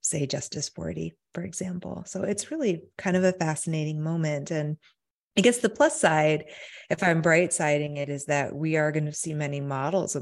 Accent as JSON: {"language": "English", "region": "Michigan", "country": "United States", "tie": "born or raised there", "said": "I grew up in Michigan"}